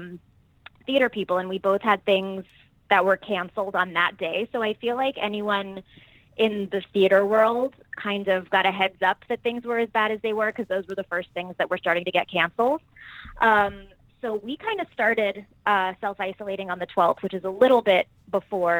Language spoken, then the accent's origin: English; Miami, Florida, United States; moved away as an adult; also born or lived in New York; now in Los Angeles, United States; I'm originally from Miami. I am born and raised there